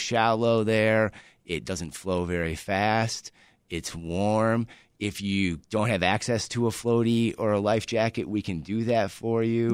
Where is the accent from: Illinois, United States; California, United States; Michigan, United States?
Michigan, United States; moved away as an adult; now in Chicago, United States; I grew up in Michigan, very close to the water